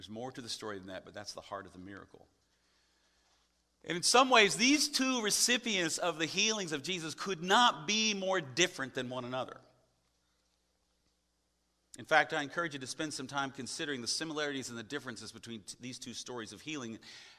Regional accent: the Bible Belt, United States; I grew up in the Bible Belt, the buckle of the Bible Belt

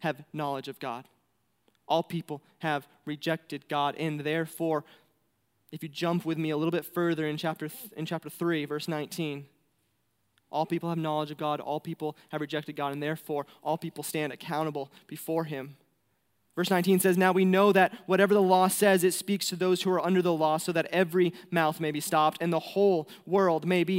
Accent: New Hampshire, United States; moved away as an adult; now in Mongolia; I'm from New Hampshire, so like the prettiest state in the world

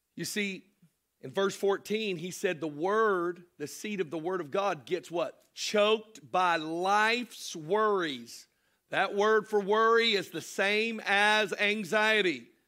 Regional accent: Florida, United States; also born or lived in Cartersville, Georgia; Our home was Florida

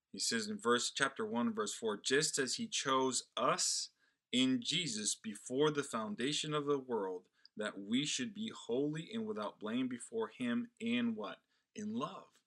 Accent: Brazil; now in United States; I was not born in this country. I am Brazilian by birth and an American by choice

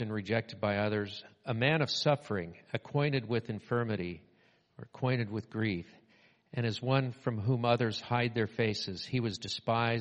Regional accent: Southern California, United States; When I was growing up in Southern California, we had driver's training

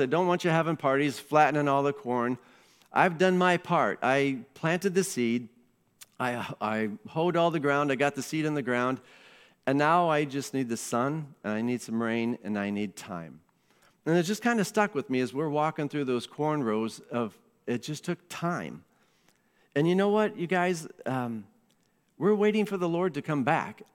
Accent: Iowa, United States; moved away; I grew up in Iowa, and when you're a teenager in Iowa

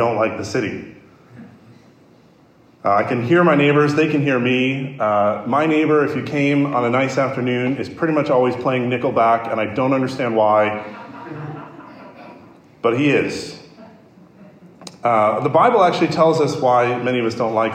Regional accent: Chicago, Illinois, United States; my hometown, Chicago

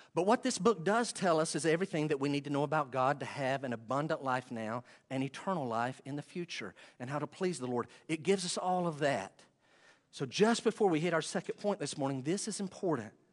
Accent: Western North Carolina, United States; accent: Western North Carolina; my accent, my Western North Carolina accent

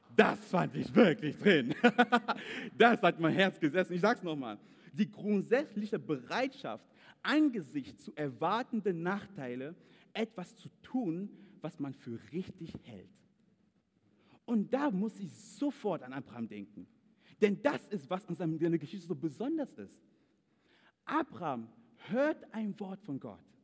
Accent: Cameroon; German is a second language; moved away as an adult; now in Germany; typisch Kameruner

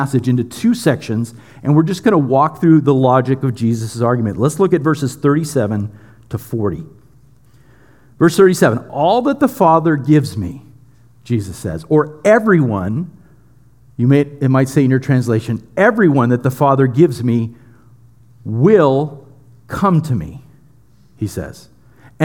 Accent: United States; we're so American and we're so Western

